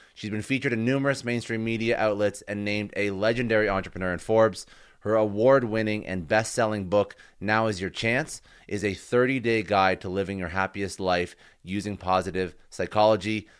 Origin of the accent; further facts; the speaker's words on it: Canada; I'm Canadian